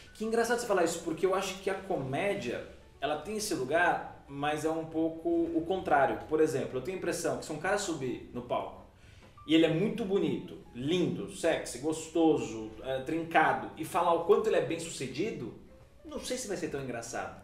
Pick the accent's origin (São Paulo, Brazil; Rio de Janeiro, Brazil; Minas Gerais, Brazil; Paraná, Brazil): São Paulo, Brazil; Ilhabela; eu sou de Ilhabela, porque eu nasci em Ilhabela